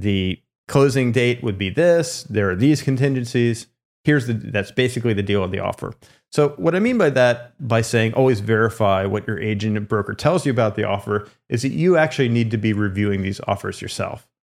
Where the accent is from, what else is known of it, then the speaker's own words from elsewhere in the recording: Lancaster, Pennsylvania, United States; moved away; also born or lived in California; I grew up in Lancaster, Pennsylvania